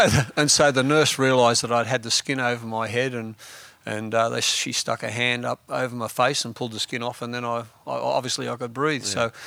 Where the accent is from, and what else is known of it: Bundeena, New South Wales, Australia; born or raised there; also born or lived in Germany